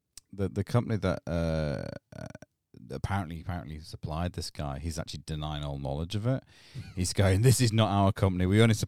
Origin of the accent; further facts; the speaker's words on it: Ireland; Yeah, I'm fucking Irish, yes.